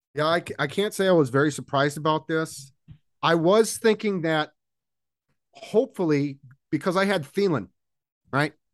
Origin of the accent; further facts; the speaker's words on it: Seattle, Washington, United States; also born or lived in Los Angeles; This was when I was a little kid, when we first moved to Washington